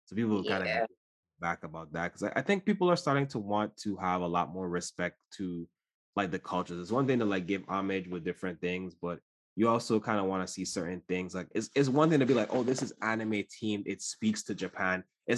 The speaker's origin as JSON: {"language": "English", "country": "U.S. Virgin Islands", "tie": "born or raised there", "said": "I grew up in the Caribbean and the Virgin Islands specifically, and so we have, like, our Madras wear"}